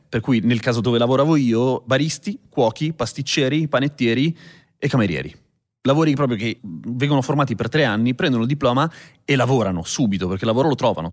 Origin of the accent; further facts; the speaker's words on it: Milan, Lombardy, Italy; allora sono nato a Milano, però sono nato da genitori cileni che sono arrivati qua nel 75